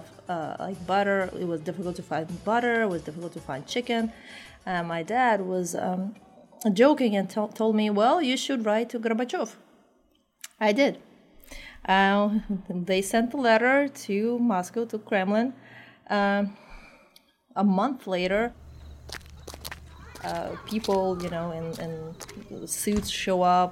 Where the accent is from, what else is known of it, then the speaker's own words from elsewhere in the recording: Tashkent, Uzbekistan; English is a second language; now in United States; I was born in Tashkent, which is the capital of Uzbekistan.